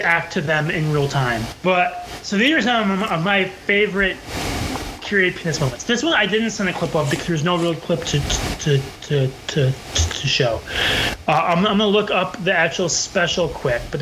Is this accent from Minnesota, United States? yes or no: yes; Minneapolis, Minnesota, United States; I'm from the Minneapolis area, which is where Charles Schulz grew up